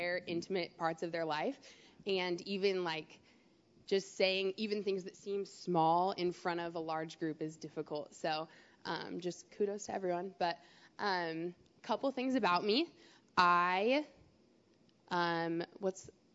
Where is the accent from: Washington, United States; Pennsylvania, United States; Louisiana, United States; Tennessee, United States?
Washington, United States; Maple Valley; growing up for me, I grew up in Maple Valley.